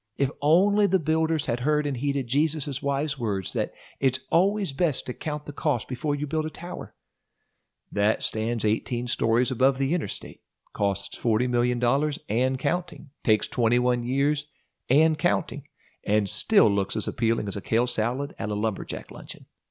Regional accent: Ohio, United States; moved away as an adult; also born or lived in Orlando, Florida; we moved from Orlando to my hometown in Ohio

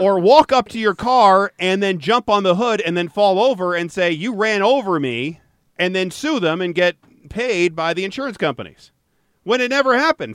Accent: Royal Oak, Michigan, United States; I was born in Royal Oak

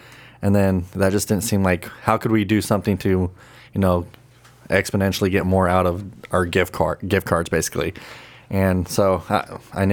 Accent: United States; born and raised in the Valley

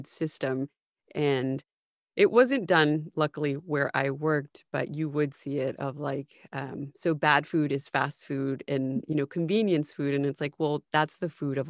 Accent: United States; as an American

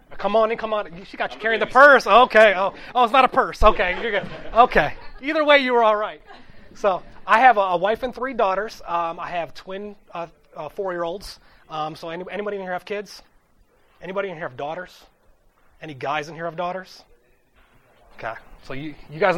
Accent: Toledo, Ohio, United States; moved away as an adult; also born or lived in Youngstown, Ohio; I grew up in Toledo

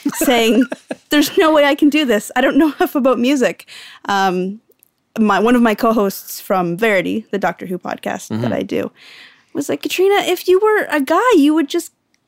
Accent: Canada; We're all Canadian here

